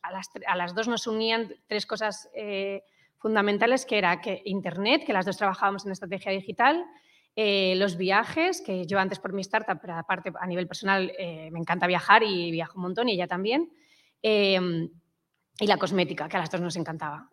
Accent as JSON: {"language": "Spanish", "town": "Madrid", "region": "Community of Madrid", "country": "Spain", "also_born_or_lived": "England", "said": "soy, de Madrid"}